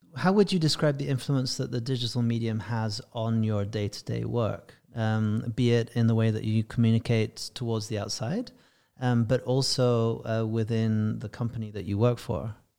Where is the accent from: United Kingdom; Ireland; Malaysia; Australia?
United Kingdom; England; being English